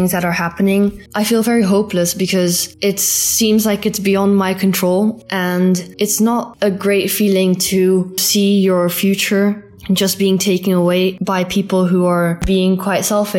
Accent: Belgium; I'm 50 years old and I come from Belgium.

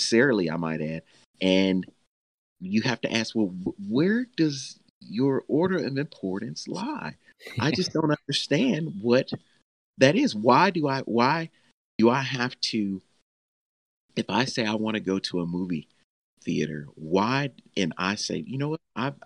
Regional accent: Nashville, Tennessee, United States; I'm from Nashville, Tennessee.

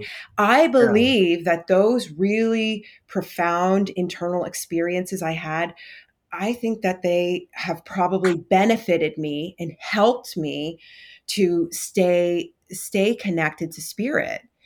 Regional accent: Vermont, United States; I'm from the East Coast in Vermont

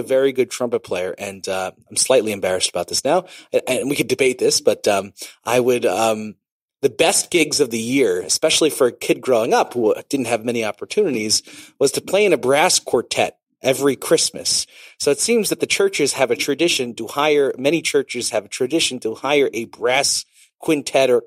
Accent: New York, United States; moved away; also born or lived in Israel; We used to grow up going to the holiday lights at the Bronx Zoo growing up in New York

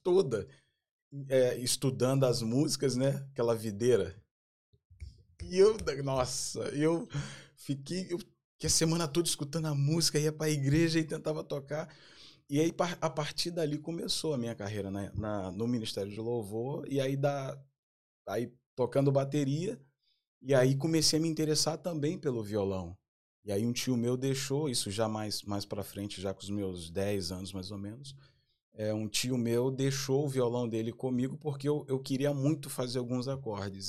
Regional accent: Duque de Caxias, Rio de Janeiro, Brazil; eu venho do Rio de Janeiro, nascido e criado no Rio de Janeiro

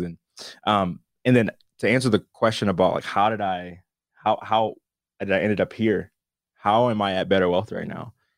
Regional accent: Wisconsin, United States; born and raised in Wisconsin

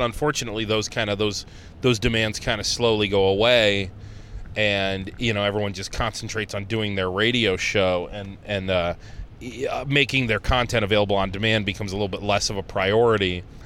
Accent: Conneaut, Ohio, United States; now in Rochester, United States; I grew up in Conneaut, Ohio

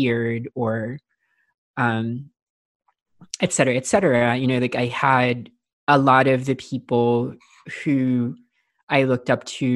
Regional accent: Philippines; I grew up in the Philippines, and I grew up in a fairly rural part of the Philippines

